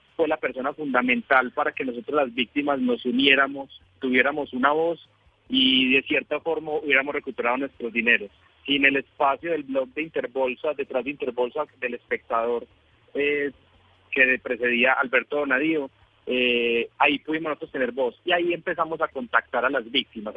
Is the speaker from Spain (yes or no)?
yes; Spain; accent: Spanish; now in Bogotá, Colombia; por mi acento soy español, ahora mismo estoy en Bogotá